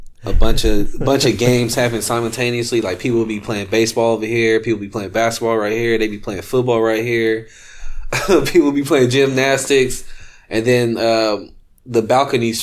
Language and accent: English; San Francisco, California, United States; I grew up in San Francisco. I think I was born at St. Luke's or Mount Zion, one of them